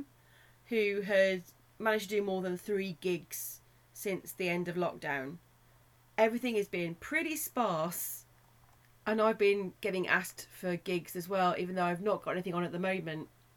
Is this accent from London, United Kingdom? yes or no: no; Black Country, West Midlands, United Kingdom; accent: Black Country; my Black Country accent